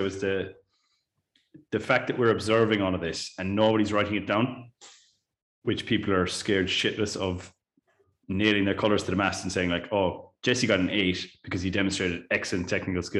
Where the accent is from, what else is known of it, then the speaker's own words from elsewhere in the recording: Ireland; as an Irish teacher